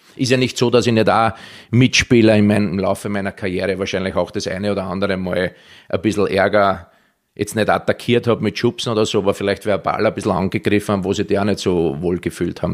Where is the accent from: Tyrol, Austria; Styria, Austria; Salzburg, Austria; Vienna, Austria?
Vienna, Austria; accent: Viennese dialect; moved away as an adult; also born or lived in Israel / Germany; mein Heimatland Österreich